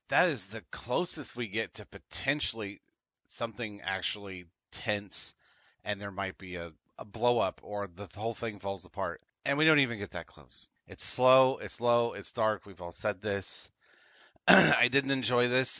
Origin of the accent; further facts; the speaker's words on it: United States; spoiled by being American